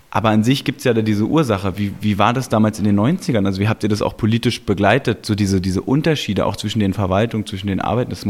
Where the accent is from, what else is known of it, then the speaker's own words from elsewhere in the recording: Berlin, Germany; also ich komme aus Treptow-Köpenick, wo ich äh, ursprünglich sozusagen politisch auch beheimatet bin